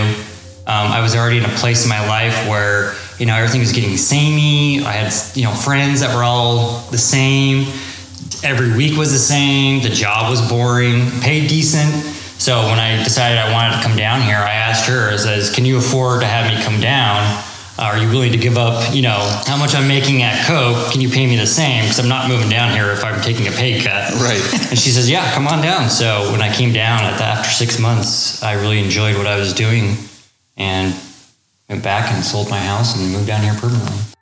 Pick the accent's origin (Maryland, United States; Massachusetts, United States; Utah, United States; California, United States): Utah, United States; moved away as an adult; now in Texas, United States; I was born and raised in Utah. Had always been there